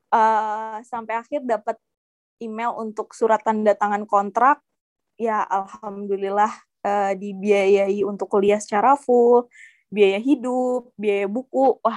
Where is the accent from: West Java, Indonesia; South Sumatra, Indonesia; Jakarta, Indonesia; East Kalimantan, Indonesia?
East Kalimantan, Indonesia; Balikpapan; aku kan asalnya dari Balikpapan ada beasiswa daerah beasiswa Kaltim Cemerlang namanya